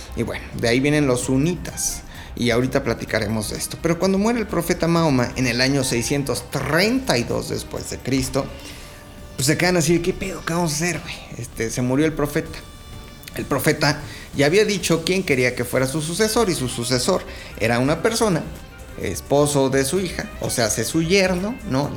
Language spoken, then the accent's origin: Spanish; Mexico; nosotros sí estamos en la gloria, pues somos vecinos de Estados Unidos